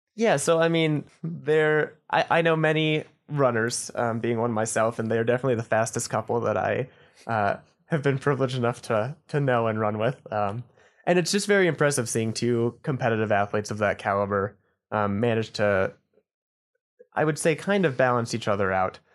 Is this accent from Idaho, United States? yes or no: yes; Boise, Idaho, United States; moved away as an adult; also born or lived in Montana; now in Flathead Valley, Montana, United States; I'm originally from Boise, Idaho